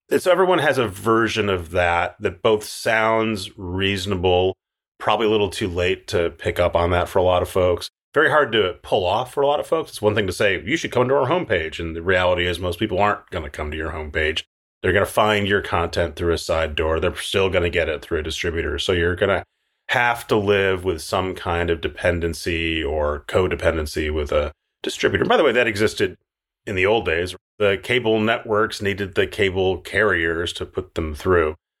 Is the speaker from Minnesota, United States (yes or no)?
yes; Minneapolis, Minnesota, United States; moved away; I'm from Minneapolis